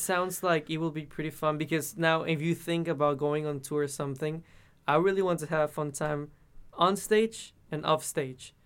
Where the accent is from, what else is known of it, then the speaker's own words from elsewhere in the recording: Mexico; first language Spanish; English is a second language; moved away as an adult; now in United States; in Mexico, in my hometown, it's always so so hot.